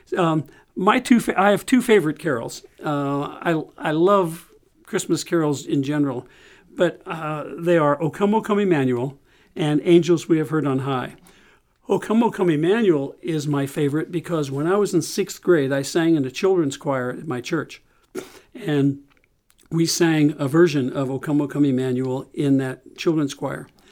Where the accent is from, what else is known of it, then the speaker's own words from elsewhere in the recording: St. Louis, Missouri, United States; growing up in Saint Louis